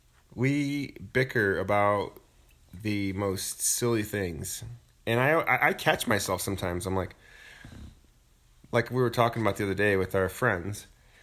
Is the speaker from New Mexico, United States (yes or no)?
yes; Santa Fe, New Mexico, United States; I grew up in Santa Fe.